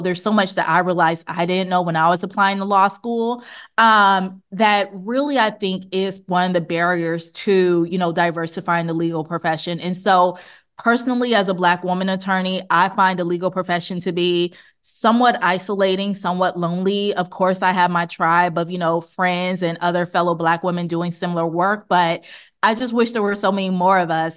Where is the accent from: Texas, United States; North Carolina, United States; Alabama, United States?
Alabama, United States; Montgomery; I grew up in Montgomery